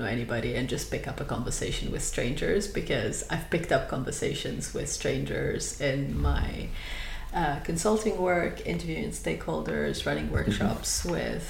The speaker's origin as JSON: {"language": "English", "country": "Lebanon", "moved": "as an adult", "lives_now": "United Kingdom", "said": "I am originally from Lebanon."}